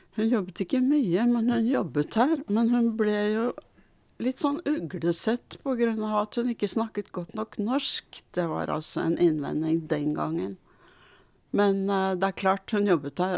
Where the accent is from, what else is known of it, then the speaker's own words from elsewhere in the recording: Norway; also born or lived in Sweden; født i Sverige og kom hit som åtteåring